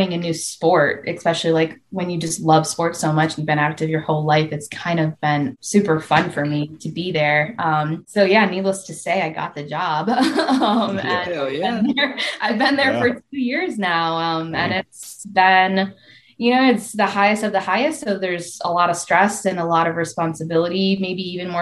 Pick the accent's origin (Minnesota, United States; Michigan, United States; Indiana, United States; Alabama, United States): Michigan, United States; moved away as an adult; also born or lived in Florida; my background, I grew up in Michigan.